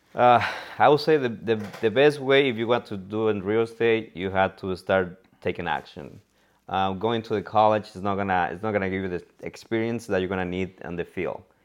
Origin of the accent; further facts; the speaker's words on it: Cuernavaca, Morelos, Mexico; English is a second language; moved away as an adult; now in San Francisco, United States; I'm from Mexico, from Cuernavaca, Morelos.